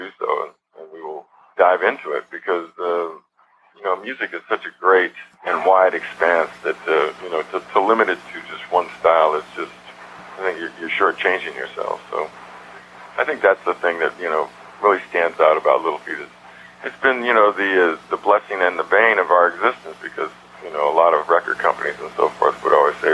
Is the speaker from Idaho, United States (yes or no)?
no; Los Angeles, California, United States; I was born in Los Angeles, basically raised in Hollywood